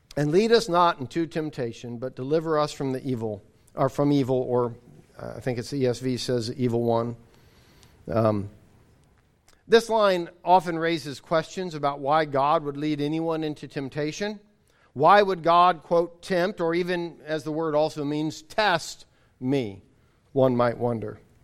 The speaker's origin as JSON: {"language": "English", "country": "United States", "said": "as an American, as being raised in the era that I was raised"}